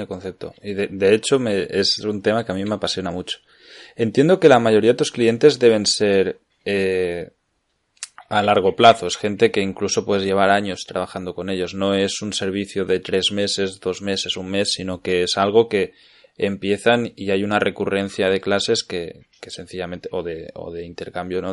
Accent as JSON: {"language": "Spanish", "town": "Cardedeu", "region": "Catalonia", "country": "Spain", "also_born_or_lived": "Barcelona", "said": "estaba en Cardedeo, en mi pueblo"}